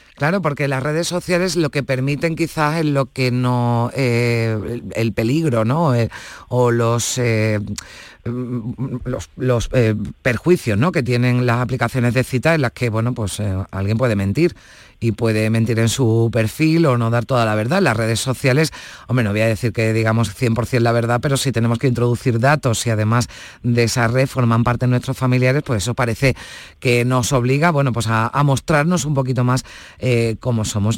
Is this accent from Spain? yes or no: yes; Spain; los españoles